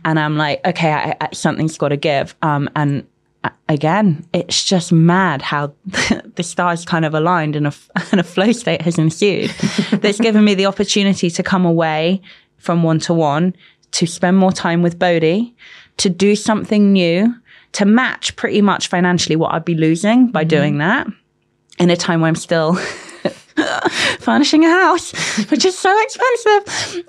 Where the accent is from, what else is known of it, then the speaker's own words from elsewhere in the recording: London, United Kingdom; also born or lived in Manchester; Grew up in London.